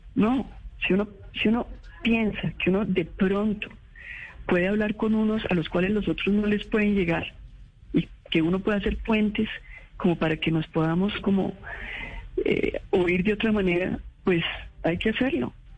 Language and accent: Spanish; Colombia; como colombianos